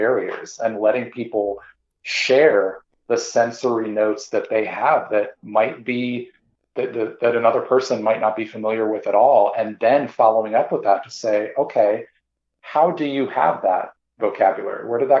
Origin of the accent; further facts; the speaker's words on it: Midwest, United States; My own particular background, I grew up primarily in the Midwest.